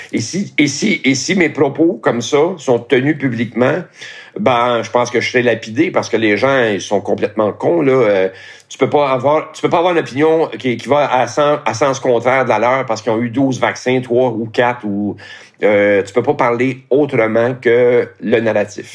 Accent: Montreal, Quebec, Canada; also born or lived in Laurentides; je suis né à Montréal, et j'ai vécu à Montréal aussi euh, pendant un certain temps

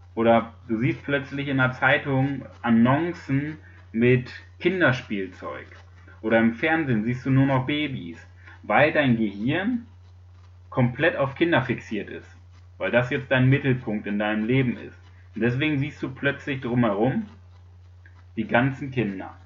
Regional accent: Germany; bei uns in Deutschland

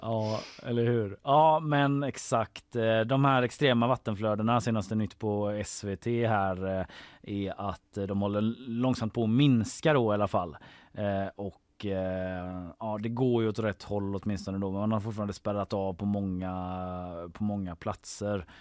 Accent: Gothenburg, Västra Götaland, Sweden; Så jag växte upp i Haga

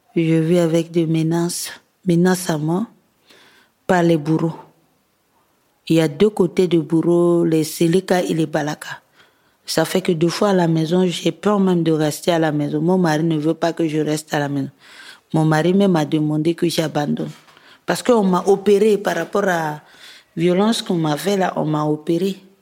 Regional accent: Bouca, Ouham, Central African Republic; now in Bangui, Central African Republic; dans mon village natal qui est Bouka. C'est dans la préfecture de Loam

